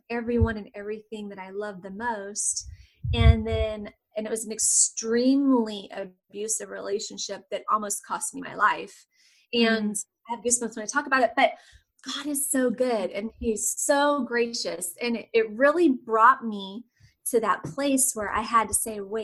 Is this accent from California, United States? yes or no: yes; Southern California, United States; moved away as an adult; now in Austin, United States; I'm in Austin, Texas, but I'm originally from Southern California.